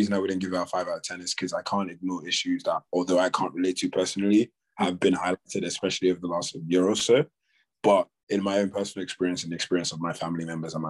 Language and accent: English; Nigeria; now in United Kingdom; growing up in Nigeria